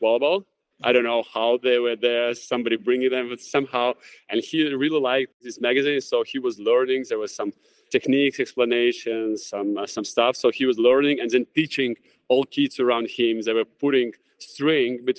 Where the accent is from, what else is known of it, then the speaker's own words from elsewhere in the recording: Jurmala, Latvia; training camps in basketball in my hometown in Jurmala.